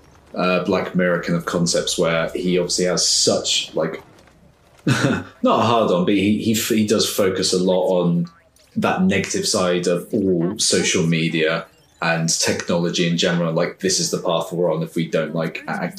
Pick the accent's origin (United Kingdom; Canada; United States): United Kingdom; us as stiff upper lip Brits